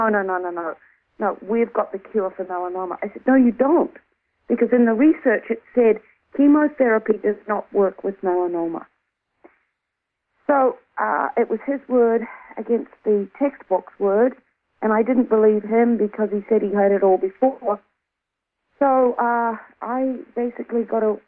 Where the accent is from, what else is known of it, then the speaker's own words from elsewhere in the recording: New Zealand; moved away as an adult; also born or lived in Australia; I'm originally from New Zealand, but I was living in Australia at the time.